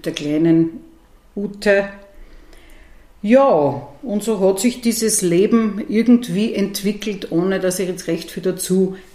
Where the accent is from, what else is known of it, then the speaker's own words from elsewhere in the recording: Ottensheim, Upper Austria, Austria; Also ich bin aufgewachsen in der ältesten Marktgemeinde des Mühlviertels in Ottensheim, mitten am Marktplatz und habe immer sozusagen schon sehr neugierig auf das Ortsgeschehen geblickt.